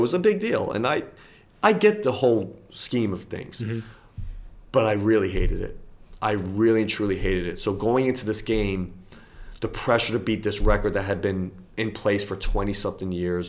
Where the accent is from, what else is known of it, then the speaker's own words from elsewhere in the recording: United States; I'm an Irishman, but I'm an American.